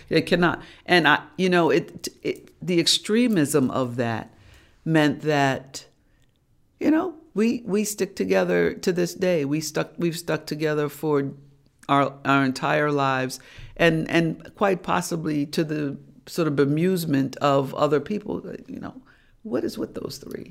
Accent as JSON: {"language": "English", "town": "New York City", "region": "New York", "country": "United States", "tie": "born or raised there", "said": "I was born and raised in Harlem"}